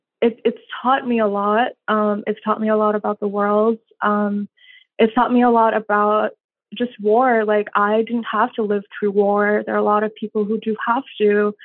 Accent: India; moved away as an adult; now in United States; I grew up in India in many different cities. We moved around a lot. And then when I turned 18, I moved here.

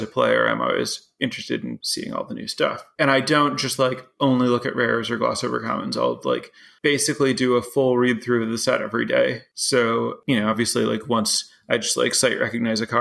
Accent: Chicago, Illinois, United States; moved away as an adult; now in Madison, United States; I grew up in the Chicago area, so about 2 hours from here

